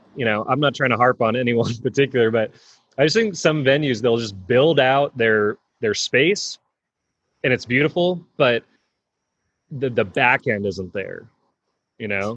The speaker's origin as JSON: {"language": "English", "region": "California", "country": "United States", "said": "we're both from California"}